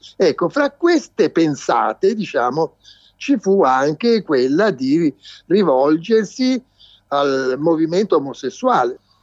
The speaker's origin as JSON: {"language": "Italian", "town": "Florence", "region": "Tuscany", "country": "Italy", "said": "Io sono di Firenze"}